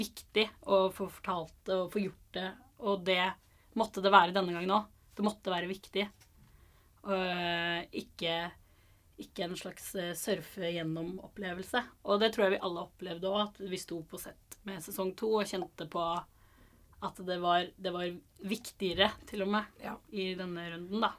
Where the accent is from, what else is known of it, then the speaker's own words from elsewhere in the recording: Stavanger, Rogaland, Norway; jeg er fra Stavanger. Født og oppvokst eh, der.